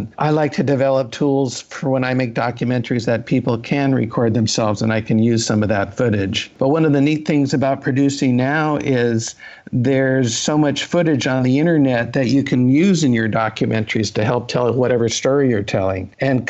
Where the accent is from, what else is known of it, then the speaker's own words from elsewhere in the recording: Los Angeles, California, United States; also born or lived in San Francisco / Berkeley; I'm from West Los Angeles.